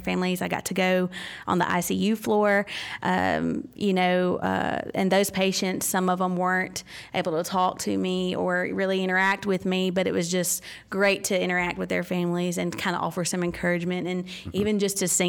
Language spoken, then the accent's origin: English; Mississippi, United States; I grew up, born and raised in Mississippi.